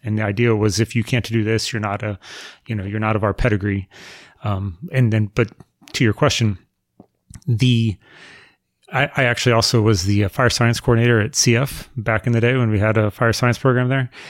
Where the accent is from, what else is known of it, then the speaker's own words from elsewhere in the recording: Melrose, Florida, United States; also born or lived in Jacksonville, Florida / Middleburg, Florida; We moved to my house in Melrose when I was, uh, in middle school, and I've lived at the same house ever since